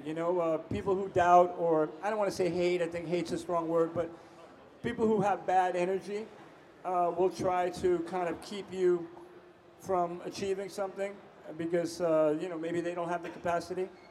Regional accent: New York, United States; Growing up in New York, uh, was a high school student

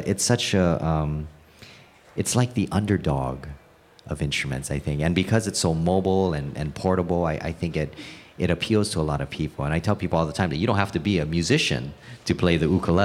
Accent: Hawaii, United States; I was born and raised in Hawaii

